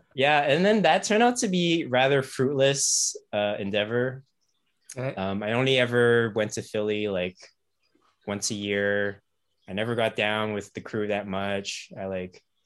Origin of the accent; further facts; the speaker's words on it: Ottawa, Ontario, Canada; also born or lived in Toronto / Kingston; I grew up in Ottawa